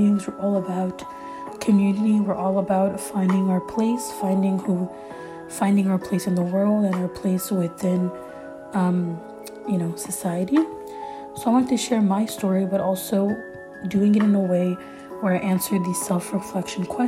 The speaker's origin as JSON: {"language": "English", "town": "Montreal", "region": "Quebec", "country": "Canada", "tie": "born or raised there", "first_language": "French", "second_language": "English", "said": "I'm Canadian, so I'm born in Montreal, Canada, in a middle class, you know, home"}